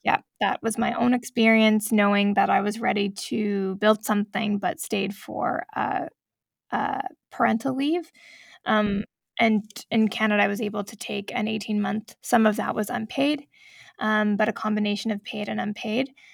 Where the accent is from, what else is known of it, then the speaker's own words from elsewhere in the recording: United States; moved away; I was born in the States, I'm a dual citizen